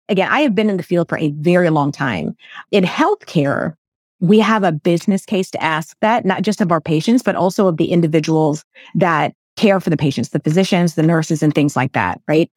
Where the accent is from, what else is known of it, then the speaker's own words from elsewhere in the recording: United States; My parents are from the Philippines. I was raised here in America